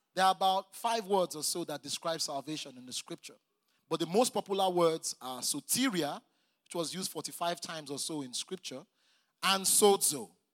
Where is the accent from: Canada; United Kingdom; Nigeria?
Nigeria